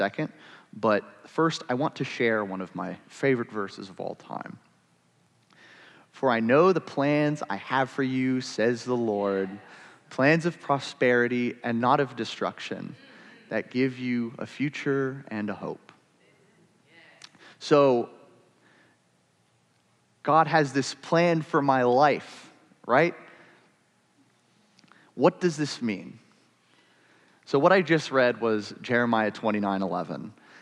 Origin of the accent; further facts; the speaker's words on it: Ohio, United States; I was born in Ohio